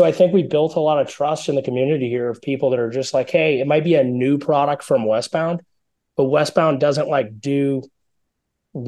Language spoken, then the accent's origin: English; Colorado, United States; we are from Colorado